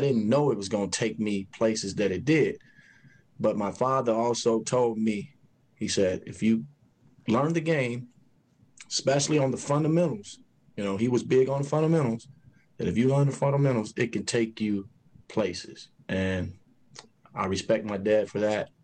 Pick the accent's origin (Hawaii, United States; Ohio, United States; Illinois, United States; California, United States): Illinois, United States; Chicago; when I was growing up in Chicago